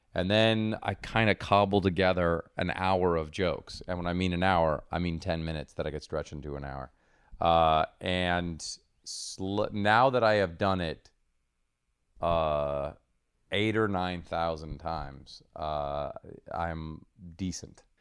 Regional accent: Seattle, Washington, United States; moved away; also born or lived in Rome, Italy / New Jersey; I grew up there

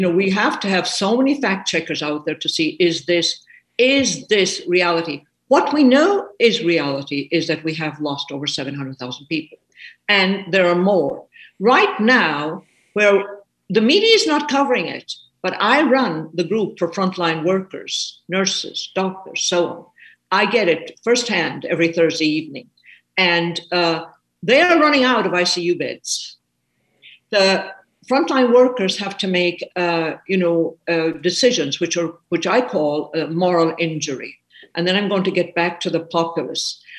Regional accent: Ireland; now in United States; I'm an Irish woman. I am indeed. I came uh, to the States 50 years ago.

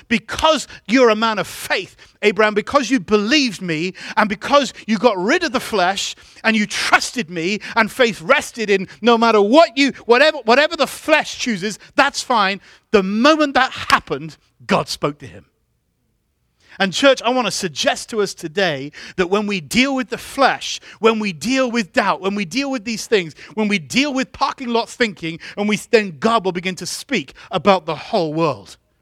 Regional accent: England, United Kingdom; moved away; I grew up in England.

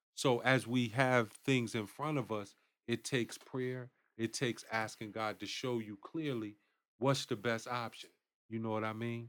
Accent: Bridgeport, Connecticut, United States; born or raised there; also born or lived in Winston-Salem, North Carolina / Durham, North Carolina

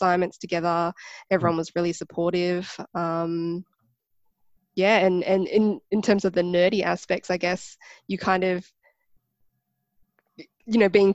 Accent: Canberra, Australian Capital Territory, Australia; Growing up in Canberra, I think it's quite multicultural.

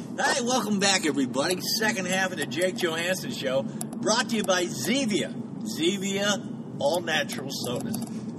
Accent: Miami, Florida, United States; also born or lived in St. Louis, Missouri; back in Miami, where I was raised

